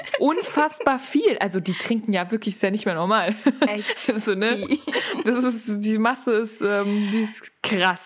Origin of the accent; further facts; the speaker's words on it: Frankfurt, Hesse, Germany; ich komme ja eigentlich aus Frankfurt